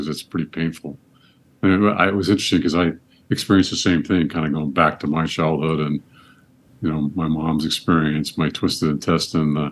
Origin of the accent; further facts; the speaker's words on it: Cupertino, California, United States; moved away as an adult; now in Georgia, United States; I grew up in Cupertino, and we called the hill Agony. Because our water polo team in high school would train on that.